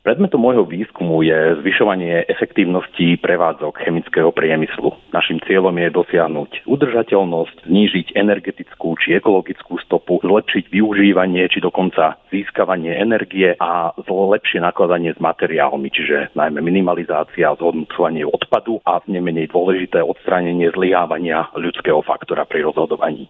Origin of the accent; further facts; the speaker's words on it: Sládkovičovo, Trnava Region, Slovakia; also born or lived in London, United Kingdom / Nancy, France / Dortmund, Germany / Bratislava, Slovakia; pochádzam zo Slovenska, zo Sládkovičova